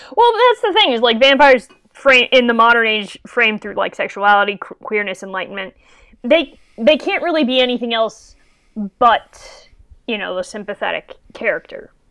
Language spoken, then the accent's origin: English; Connecticut, United States; my home state of Connecticut